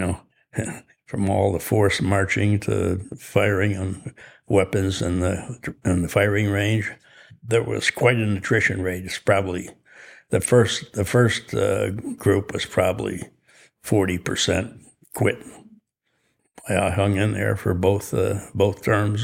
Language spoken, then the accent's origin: English; Chicago, Illinois, United States; also born or lived in Skokie, Illinois; I was born in Chicago. In sixth grade, we moved to Skokie, Illinois